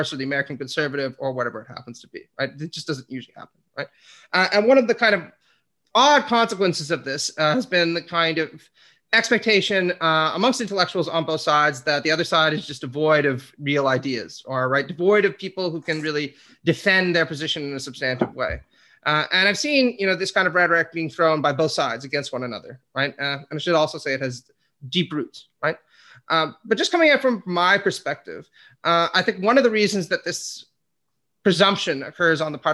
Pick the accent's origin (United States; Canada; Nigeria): Canada; one of the guys I grew up with in Sitzville